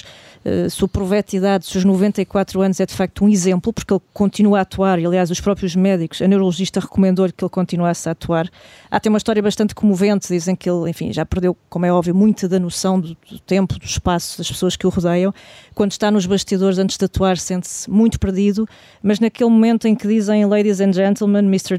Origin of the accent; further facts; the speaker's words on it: Portugal; de nós enquanto portugueses